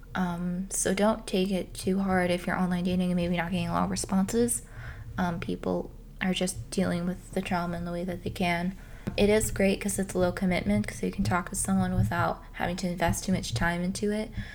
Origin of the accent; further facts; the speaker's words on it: Canada; I'm Canadian